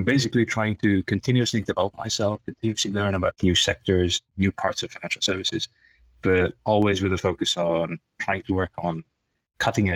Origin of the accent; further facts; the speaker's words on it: Tanzania; moved away; I'm originally East African Asian. So I was born in Tanzania